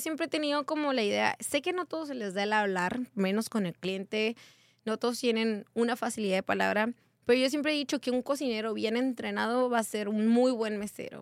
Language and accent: Spanish; Hermosillo, Sonora, Mexico; moved away as an adult; also born or lived in Baja California; now in Tecate, Mexico; Soy originaria de Hermosillo, Sonora